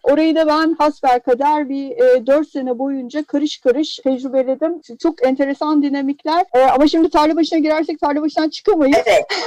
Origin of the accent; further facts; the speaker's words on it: Istanbul, Turkey; moved away; also born or lived in United States; Ben Kadıköylüyüm